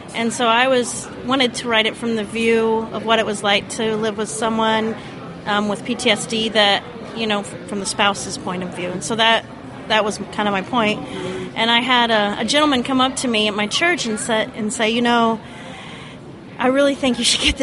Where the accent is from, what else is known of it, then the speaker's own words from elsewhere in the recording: Indiana, United States; I'm from Indiana